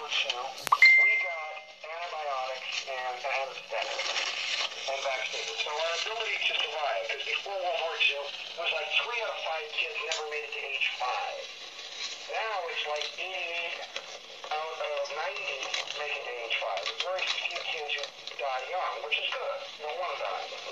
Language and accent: English; Las Vegas, Nevada, United States; moved away; also born or lived in Omaha; I grew up in Vegas by Area 51